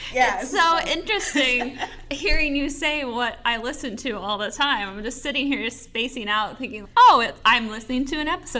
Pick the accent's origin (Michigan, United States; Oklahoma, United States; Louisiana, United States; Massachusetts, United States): Michigan, United States; Scandia; moved away; I'm from Scandia, Michigan. No one will know where that is. Maybe one person will know where Marquette, Michigan is. I'm outside of that, but other than that, it's 8 hours north of Detroit.